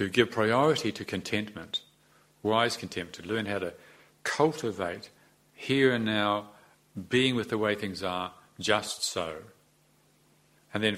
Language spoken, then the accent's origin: English; New Zealand; Although we came from the English, a lot of us, we're not really like the English. We've got different ways of talking